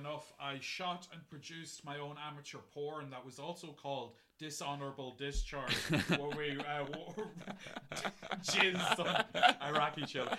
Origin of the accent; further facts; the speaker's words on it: Monaghan, County Monaghan, Ireland; One thing that I did notice my time growing up in Monaghan, I got very into improv, actually.